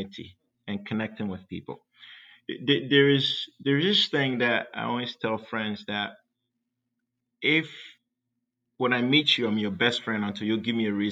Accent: Ghana; now in San Diego, United States; I grew up in Ghana, West Africa

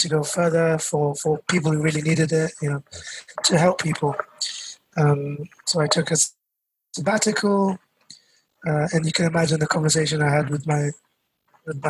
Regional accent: London, United Kingdom; Born and brought up in London, Southall, where I feel like a lot of the Sikh community in the world are from

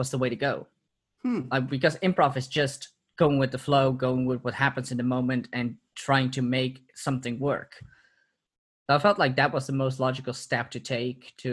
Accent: Purmerend, North Holland, Netherlands; also born or lived in Amsterdam; So, I'm originally from Amsterdam. I've lived there for 2 years. Moved away once I was two. And have been living in Purmerend, which is a city nearby, for the last 24 years.

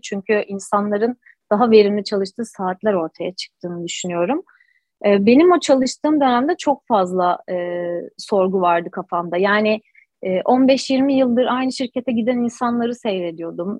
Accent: Istanbul, Turkey; 89 ee, yılı İstanbul doğumluyum. İstanbul Anadolu yakasında doğdum, büyüdüm, yetiştim.

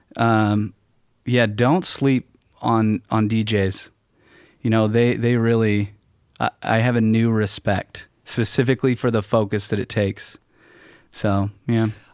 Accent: West Coast, United States; also born or lived in Fort Lauderdale; growing up on the West Coast

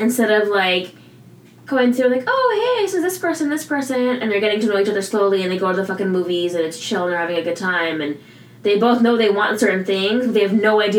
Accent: United States; my ancestry is Indian. My family was born and raised in Fiji, but I was first generation born in the States.

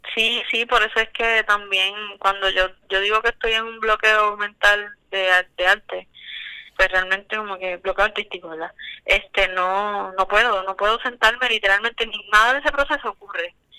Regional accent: Puerto Rico; yo soy de Calle

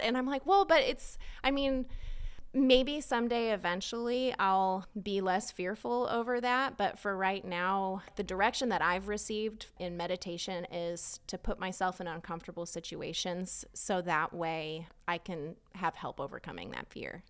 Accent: Southern California, United States; moved away as an adult; now in Texas, United States; I grew up in California, um, in Southern California

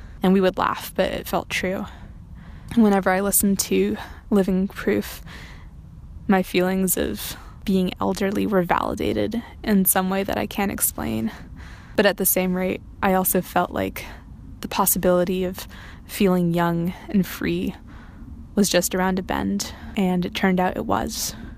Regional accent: New England, United States; also born or lived in Massachusetts / Colorado / Vermont; now in Squamish, Canada; I grew up in New England, and I went to high school in three different states, Massachusetts, Colorado, and Vermont.

